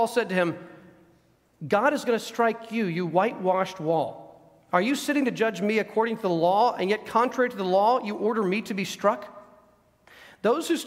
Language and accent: English; United States; us here as American citizens.